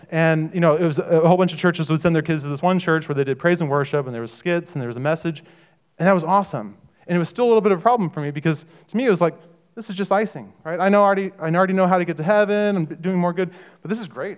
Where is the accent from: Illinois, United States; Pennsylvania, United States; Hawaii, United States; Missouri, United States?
Missouri, United States; I grew up in Missouri, and I grew up in a Catholic uh, Catholic family